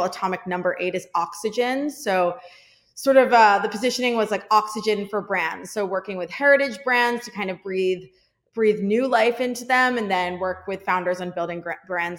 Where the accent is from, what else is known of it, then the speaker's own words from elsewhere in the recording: outside of Philadelphia, Pennsylvania, United States; I was born in right outside of Philadelphia, Pennsylvania.